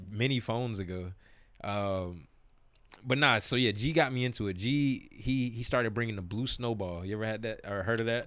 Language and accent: English; South Florida, United States; moved away; growing up in South Florida